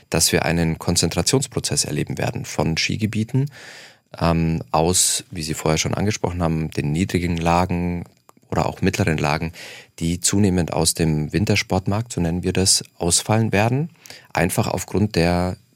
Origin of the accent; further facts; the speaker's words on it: Munich, Bavaria, Germany; Ähm, ich komme aus München, ähm, sodass wir da eine Dreiviertelstunde ungefähr Anfahrtsweg mit Bahn oder äh, Auto haben ungefähr.